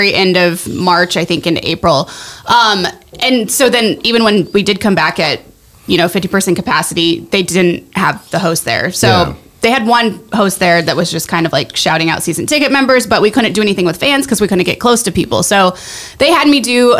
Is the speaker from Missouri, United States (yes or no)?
yes; Springfield, Missouri, United States; now in Los Angeles, United States; I grew up in Southwest Missouri in Springfield